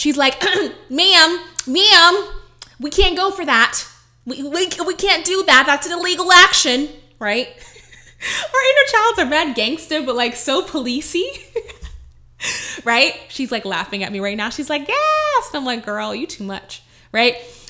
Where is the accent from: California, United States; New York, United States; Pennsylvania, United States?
New York, United States; Bronx; Oh, it's not for us Black girls. Oh, I'm from the Bronx. We don't go for that kind of money.